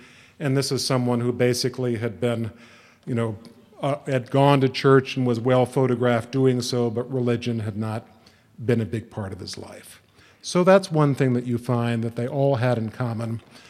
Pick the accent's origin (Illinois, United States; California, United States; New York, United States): Illinois, United States; born or raised there